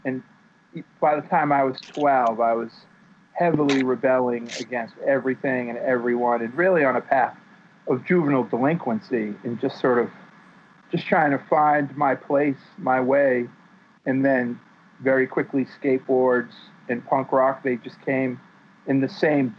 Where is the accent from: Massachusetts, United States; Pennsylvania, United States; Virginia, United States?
Massachusetts, United States; Worcester; finding the community in my hometown of Worcester of kids my own age and starting bands and going to as many shows as I could all through the 80s.